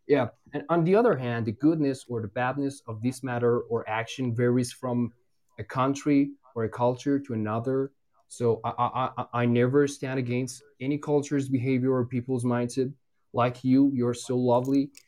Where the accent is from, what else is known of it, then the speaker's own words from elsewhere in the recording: Iran; I'm from Iran